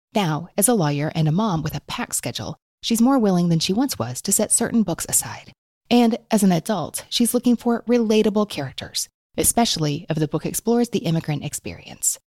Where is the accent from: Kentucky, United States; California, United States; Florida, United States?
Kentucky, United States; I was born in Kentucky to parents who were born in Kentucky